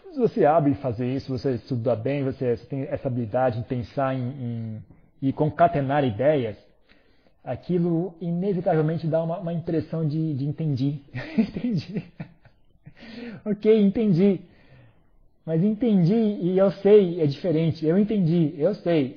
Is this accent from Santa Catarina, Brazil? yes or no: no; São Paulo, Brazil; moved away as an adult; eu sou brasileiro, eu nunca viajei no Brasil, eu sou uma topeira, eu só vivi em São Paulo minha vida inteira